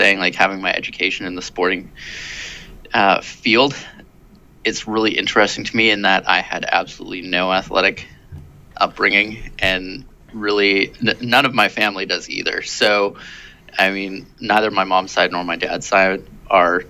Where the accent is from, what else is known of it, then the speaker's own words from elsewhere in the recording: Shawnigan Lake, British Columbia, Canada; also born or lived in Victoria / Cobble Hill / Vancouver / Surrey; grew up pretty much in like Cobble Hill and then a short stint in Vancouver and then fully matured in Shawnigan Lake.